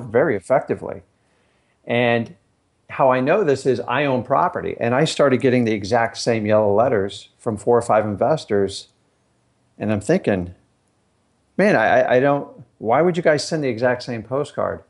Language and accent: English; Fort Lauderdale, Florida, United States; also born or lived in Stuart, Florida; I grew up down in Fort Lauderdale